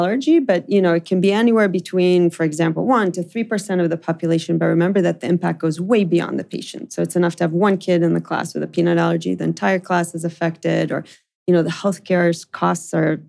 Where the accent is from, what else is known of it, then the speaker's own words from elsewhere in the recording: New York, United States; also born or lived in Israel; as I described, I grew up in New York and in Israel.